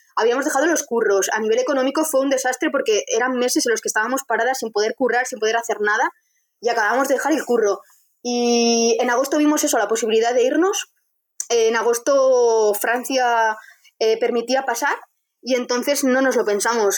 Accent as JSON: {"language": "Spanish", "town": "Vitoria-Gasteiz", "region": "Basque Country", "country": "Spain", "said": "Yo soy de Vitoria"}